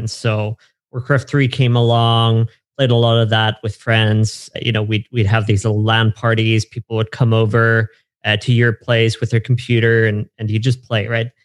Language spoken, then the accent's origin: English; Germany; So I grew up in Germany. I'm okay. I'm German.